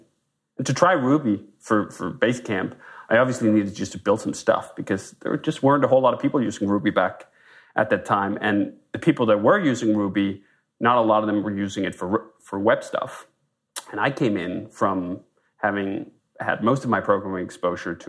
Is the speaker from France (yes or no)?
no; Denmark; moved away as an adult; now in United States; I'm a Dane. I'm from Denmark originally, moved to the US in 2005